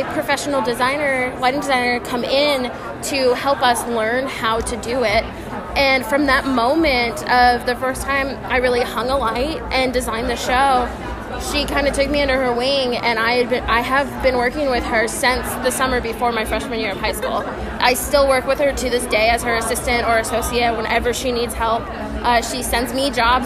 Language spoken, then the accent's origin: English; McKinney, Texas, United States; We started a youth theater company in my hometown of McKinney.